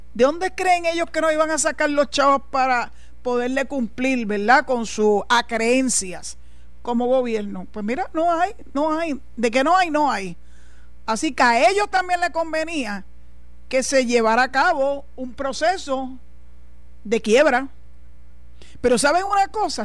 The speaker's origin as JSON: {"language": "Spanish", "country": "Puerto Rico"}